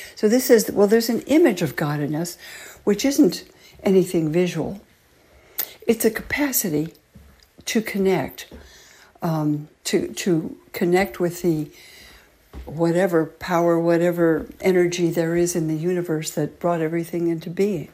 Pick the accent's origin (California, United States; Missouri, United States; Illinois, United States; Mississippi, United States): California, United States; I grew up loving nature, being a Californian, you know, living on that beautiful coast